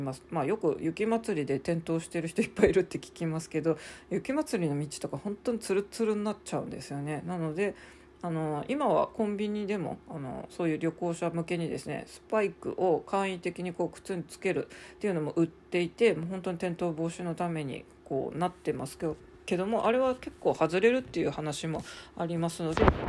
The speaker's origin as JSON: {"language": "Japanese", "town": "Sapporo", "region": "Hokkaido", "country": "Japan", "tie": "born or raised there", "also_born_or_lived": "Bangkok, Thailand", "moved": "as an adult", "lives_now": "Kanto, Japan", "said": "生まれも育ちも札幌市民だった私がですね"}